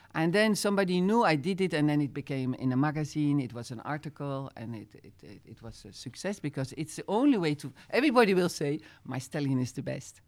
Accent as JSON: {"language": "English", "region": "Utrecht", "country": "Netherlands", "tie": "born or raised there", "also_born_or_lived": "Zeist", "second_language": "English", "moved": "as an adult", "lives_now": "France", "said": "as a kid, I grew up with in Holland where jumping was very known"}